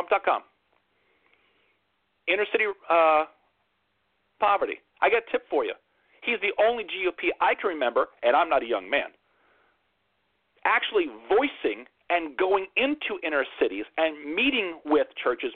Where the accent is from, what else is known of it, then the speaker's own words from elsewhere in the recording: United States; as an American.